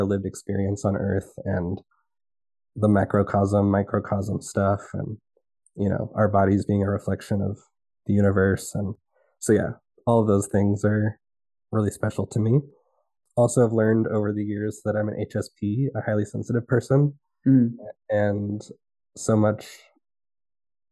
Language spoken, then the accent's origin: English; Dallas-Fort Worth area, Texas, United States; moved away; I grew up in Texas in the Dallas-Fort Worth area, south of like the Trinity River watershed.